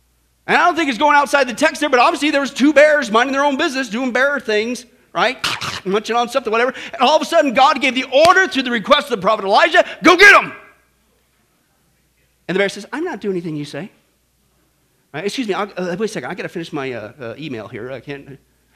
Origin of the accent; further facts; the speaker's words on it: Kansas, United States; I grew up in Kansas